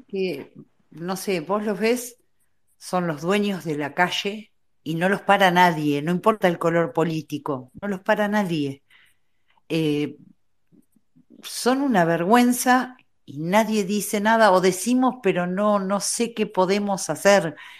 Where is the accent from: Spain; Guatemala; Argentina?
Argentina; Punta Alta, Buenos Aires Province; Yo nací en Punta Alta, o sea, me separaba de la base naval una reja